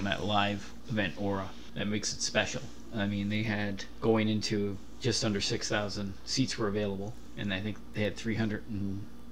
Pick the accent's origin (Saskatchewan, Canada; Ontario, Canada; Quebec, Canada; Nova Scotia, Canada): Ontario, Canada; Kitchener; I grew up in Kitchener